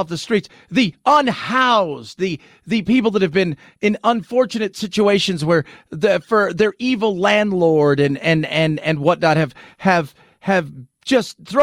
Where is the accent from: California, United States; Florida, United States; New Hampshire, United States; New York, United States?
California, United States; I was born and raised in California.